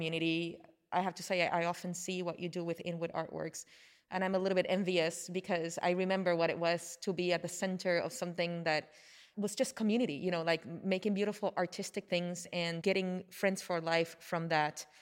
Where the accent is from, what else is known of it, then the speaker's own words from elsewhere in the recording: Puerto Rico; accent: Puerto Rican; first language Spanish; English is a second language; I say zarzuela with my Puerto Rican accent